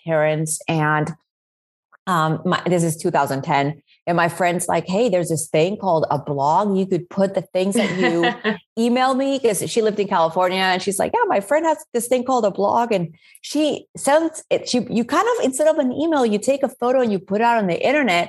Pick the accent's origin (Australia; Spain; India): Spain; now in New Orleans, United States; I was born and raised in Spain.